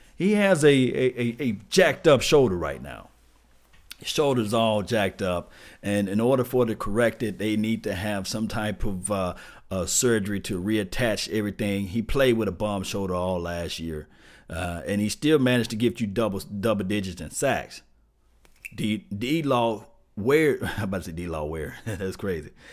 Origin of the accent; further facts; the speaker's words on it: Mississippi, United States; Y'all can tell I'm from Mississippi